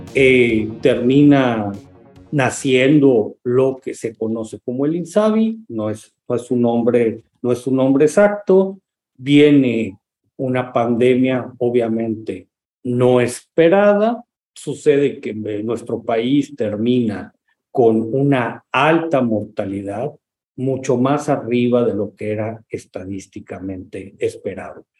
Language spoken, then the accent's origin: Spanish; Mexico; nuestro país